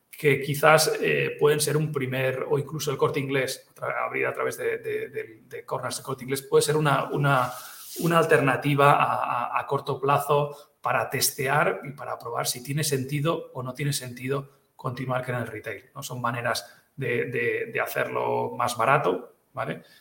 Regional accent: Catalonia, Spain; first language Catalan; Spanish is a second language; lo hice en catalán, que es mi lengua materna

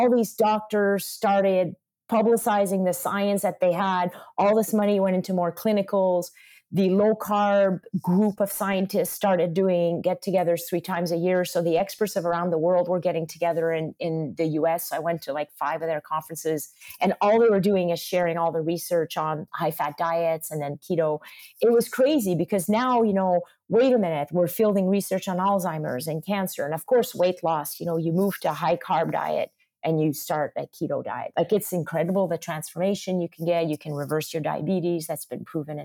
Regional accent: Quebec, Canada; I'm from Quebec. I grew up on butter and eggs and cheese and rich sauces and red meat stews

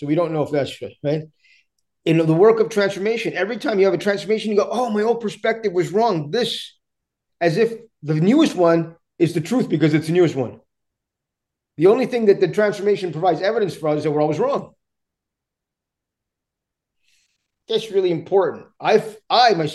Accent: Canada; English is a second language; also born or lived in India; My parents came to Canada when I was young, and grew up through some challenging spaces initially

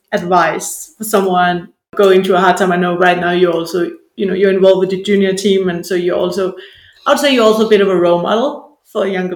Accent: Denmark; I grew up in Denmark.

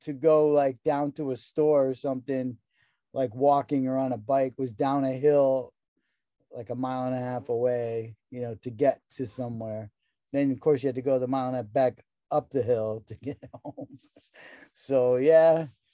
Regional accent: Connecticut, United States; I grew up in Connecticut in a rural environment

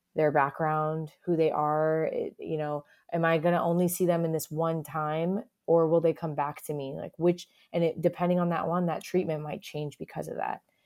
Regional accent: South Florida, United States; moved away as an adult; also born or lived in Boston; now in Cincinnati, United States; I'm a Florida born and raised

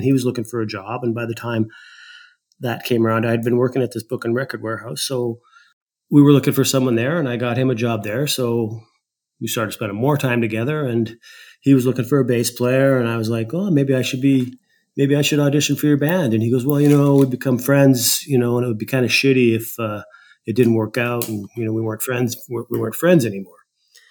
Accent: Saskatoon, Saskatchewan, Canada; moved away as an adult; also born or lived in Toronto; I was born and raised in Saskatchewan.

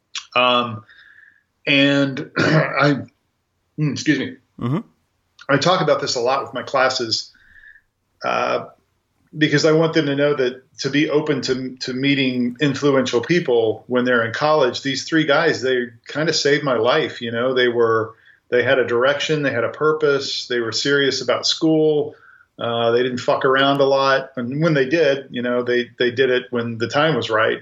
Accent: Grandview, Missouri, United States; I grew up in a south suburb of Kansas City called Grandview

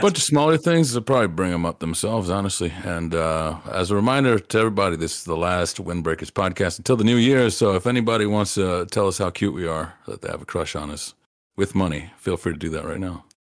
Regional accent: Appalachia, United States; I grew up in Appalachia

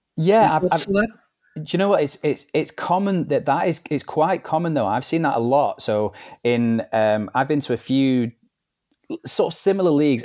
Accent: Manchester, North West England, United Kingdom; also born or lived in Liverpool; I'm originally from Liverpool, but I grew up in Manchester

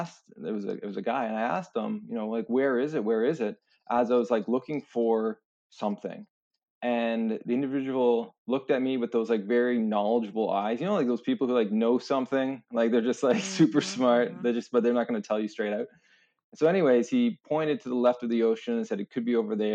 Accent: St. Catharines, Ontario, Canada; I grew up in St. Catharines, Ontario, right by Niagara Falls.

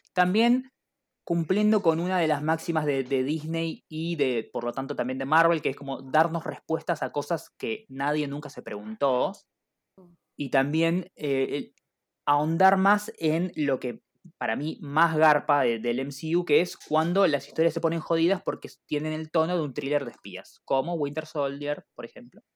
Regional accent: Argentina; como todo buen argentino

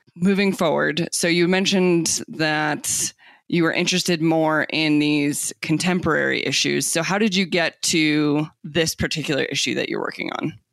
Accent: Tucson, Arizona, United States; moved away; I grew up in Tucson, Arizona, so right again, also along the U.S. Mexico border

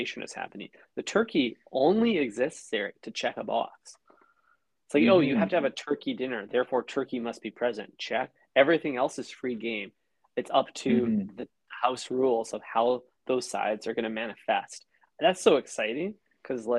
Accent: Canada; as a Canadian

